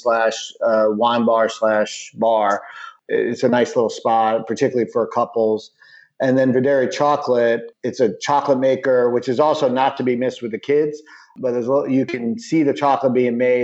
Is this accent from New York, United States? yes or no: yes; New York, United States; now in Raleigh, United States; I'm a New Yorker